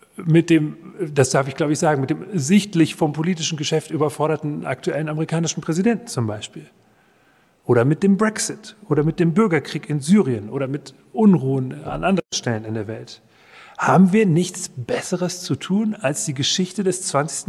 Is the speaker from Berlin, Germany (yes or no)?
no; Marburg, Hesse, Germany; in meiner Heimatstadt Marburg